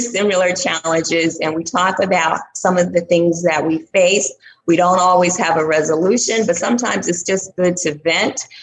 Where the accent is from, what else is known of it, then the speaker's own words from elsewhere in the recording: Statesville, North Carolina, United States; moved away; I will be back in my hometown, Statesville, North Carolina